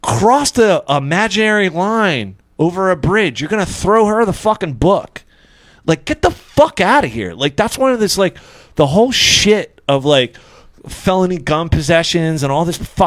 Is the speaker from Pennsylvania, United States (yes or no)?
yes; Pennsylvania, United States; now in Dundalk, United States; I'm from Pennsylvania